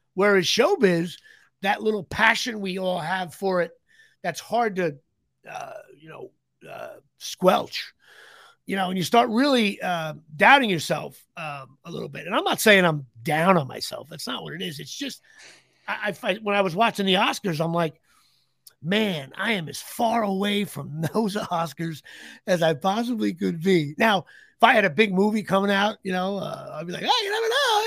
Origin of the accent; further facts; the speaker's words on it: New Jersey, United States; I'm Irish, I'm Italian, I'm white from New Jersey